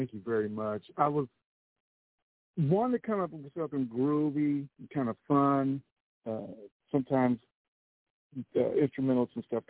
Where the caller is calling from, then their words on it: Grapevine, Texas, United States; I'm calling from Grapevine, Texas.